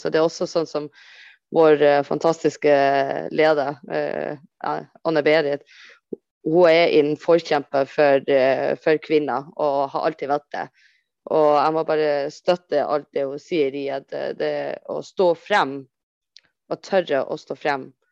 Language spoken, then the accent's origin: Norwegian; Copenhagen, Capital Region of Denmark, Denmark; jeg kommer fra Ammar, uh, eh, som er et område i København.